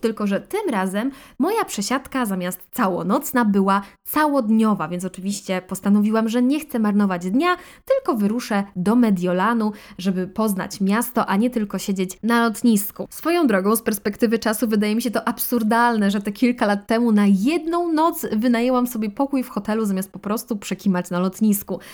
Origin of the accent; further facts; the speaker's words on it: Podkarpacie, Subcarpathian Voivodeship, Poland; moved away as an adult; also born or lived in Russia (family origin); Osiedliśmy na stałe w Polsce, na Podkarpaciu